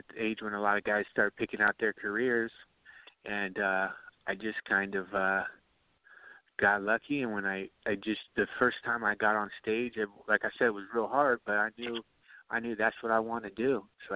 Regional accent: Ohio, United States; moved away; I grew up out there in Ohio, man. I grew up in a town.

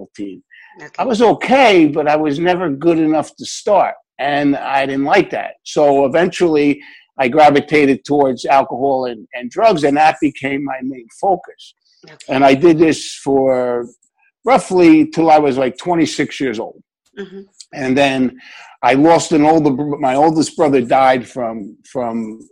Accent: Newark, New Jersey, United States; I lived in Newark, New Jersey

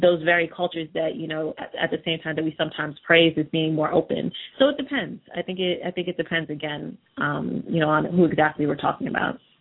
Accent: United States; I had a balance of kind of experiences growing up in the United States.

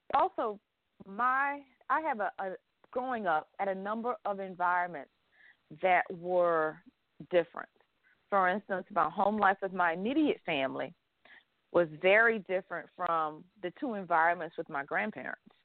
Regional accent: the South, United States; I grew up in the South

